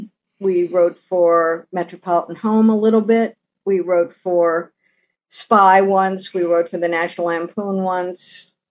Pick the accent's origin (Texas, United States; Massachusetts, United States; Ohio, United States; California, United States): Ohio, United States; It was a steel town when I was growing up, so we had these beautiful magenta sunsets.